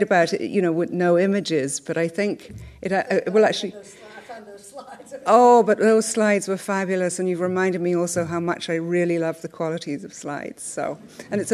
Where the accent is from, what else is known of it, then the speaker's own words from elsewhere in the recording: London, United Kingdom; as I grew up in London in the 70s